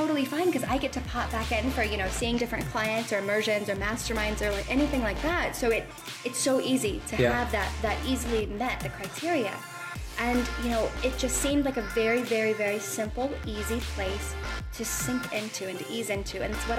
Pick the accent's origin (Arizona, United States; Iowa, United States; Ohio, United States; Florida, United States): Ohio, United States; Columbus; moved away as an adult; also born or lived in Philadelphia area / New York City; so I come from Columbus, Ohio. That's where I grew up.